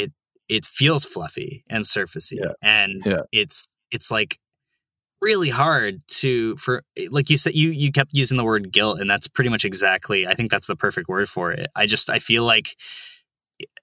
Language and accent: English; Bay Area, California, United States; moved away as an adult; also born or lived in San Francisco; now in New York, United States; I grew up in the Bay Area, like that area.